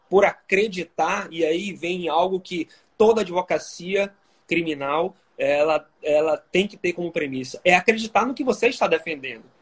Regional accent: Salvador, Bahia, Brazil; eu sou natural de Salvador, na Bahia.

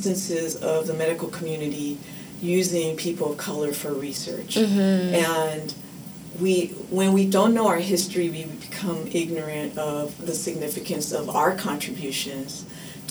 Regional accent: Oakland, California, United States; I grew up in Oakland for my entire life

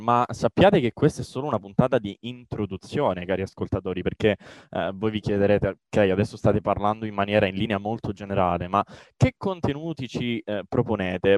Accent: Catanzaro, Calabria, Italy; io sono calabrese, eh, sono di Catanzaro.

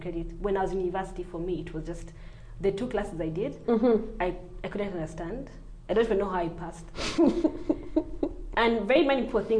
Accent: Nairobi, Kenya; So my background is Ugandan. I was brought up in Kenya.

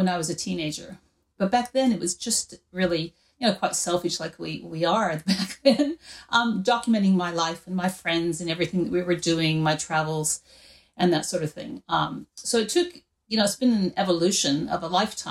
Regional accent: Wyoming, United States; now in Australia; I grew up in Wyoming in the United States.

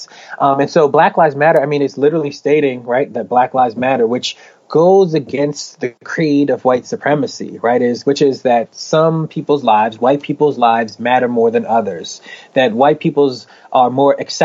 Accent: Philadelphia, Pennsylvania, United States; moved away; When I was in Philly, that's my hometown

